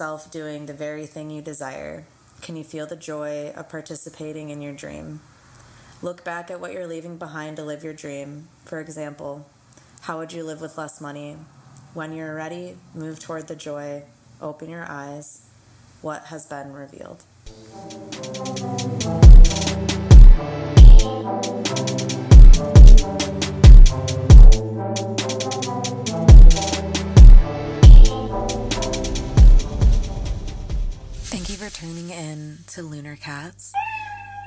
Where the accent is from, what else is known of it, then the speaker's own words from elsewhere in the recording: Lansing, Michigan, United States; moved away as an adult; now in Germany; born and raised in Lansing, Michigan, but for the last 5 years, I've been living and working overseas in Germany